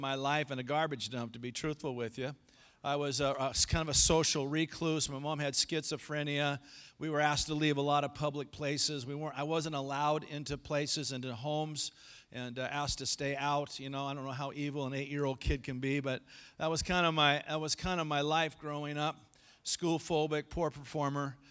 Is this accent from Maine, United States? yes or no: no; El Segundo, California, United States; When I grew up in El Segundo, over by the L A airport